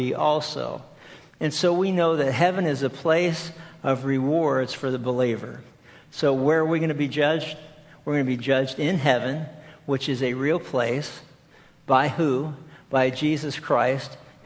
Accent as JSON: {"language": "English", "region": "East Coast", "country": "United States", "tie": "born or raised there", "moved": "yes", "said": "we grew up back on the East Coast"}